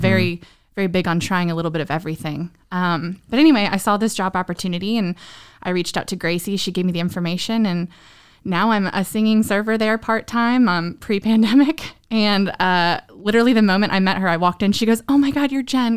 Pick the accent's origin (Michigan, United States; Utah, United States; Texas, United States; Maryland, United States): Maryland, United States; Southern; moved away as an adult; also born or lived in Northern Virginia / San Diego; now in Nashville, United States; I grew up in Southern Maryland